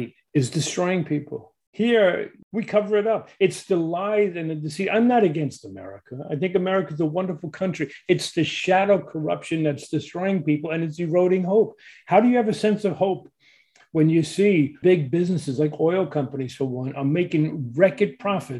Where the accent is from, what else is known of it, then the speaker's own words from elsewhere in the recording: New York City, New York, United States; I grew up in Brooklyn, New York